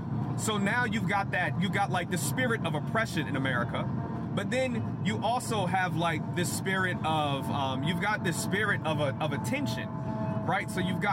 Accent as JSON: {"language": "English", "country": "United States", "said": "You don't have the right to tell me I have to wear a mask because I'm American and it's my right."}